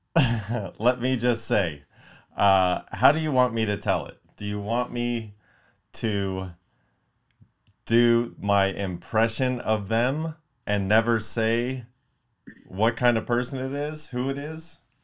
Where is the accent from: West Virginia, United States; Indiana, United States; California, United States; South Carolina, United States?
California, United States; Palmdale; I'm from Palmdale, you know, not too far from here